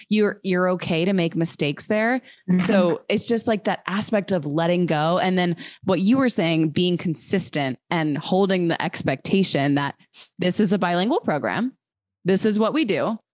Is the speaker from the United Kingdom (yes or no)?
yes; England, United Kingdom; because I'm an English person.